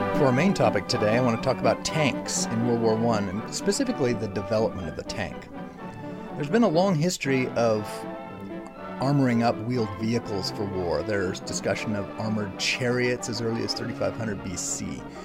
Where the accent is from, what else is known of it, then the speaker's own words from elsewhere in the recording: Stockton, California, United States; my hometown of Stockton, California